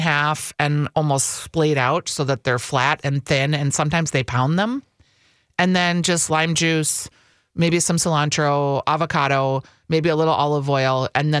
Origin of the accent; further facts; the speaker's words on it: California, United States; Well, yeah, I grew up in California.